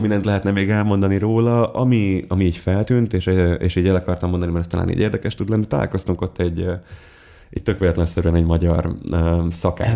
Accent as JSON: {"language": "Hungarian", "region": "Budapest", "country": "Hungary", "tie": "born or raised there", "said": "én az a tipikus tőzsgyekres pesti vagyok, aki a, aki a belvárosból nem hajlandó kitenni a lábát"}